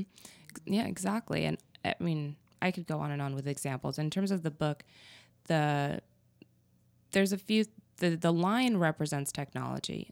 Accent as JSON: {"language": "English", "region": "New Mexico", "country": "United States", "tie": "born or raised there", "also_born_or_lived": "Texas / Arizona", "said": "I was born in New Mexico."}